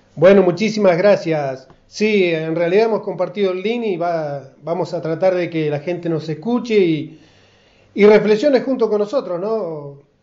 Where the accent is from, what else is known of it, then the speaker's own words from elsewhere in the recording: Garré, Buenos Aires Province, Argentina; now in Casbas, Argentina; la localidad donde yo nací, la localidad de Garré